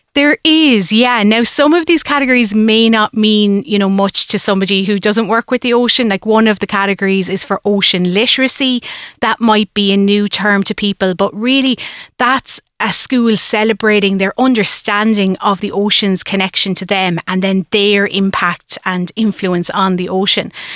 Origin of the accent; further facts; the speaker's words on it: Tipperary, Munster, Ireland; I grew up myself in Tipperary, so I was nowhere near the coastline